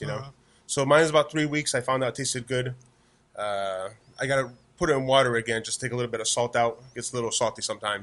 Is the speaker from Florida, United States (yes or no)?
no; Connecticut, United States; moved away as an adult; now in Arlington, United States; I'm from Connecticut